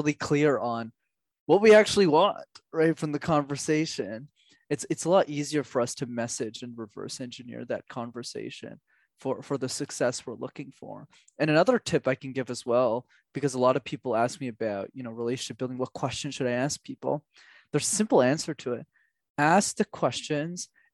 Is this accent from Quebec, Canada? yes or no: yes; Montreal, Quebec, Canada; growing up in Montreal